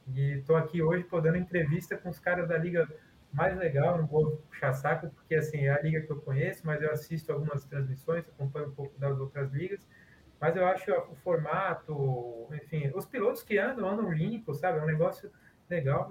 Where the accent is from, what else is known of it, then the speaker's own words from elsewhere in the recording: Guarulhos, São Paulo, Brazil; moved away as an adult; now in Rio de Janeiro, Brazil; Eu sou paulista, eu moro no Rio, mas sou paulista, de Guarulhos. E como todo bom guarulhense